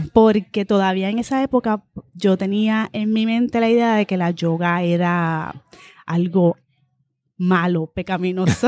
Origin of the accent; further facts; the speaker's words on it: Guaynabo, Puerto Rico; Mi familia de parte de padres de Guaynabo, así que me crié casi toda mi vida en, en Y fui aquí a las escuelas públicas de Guaynabo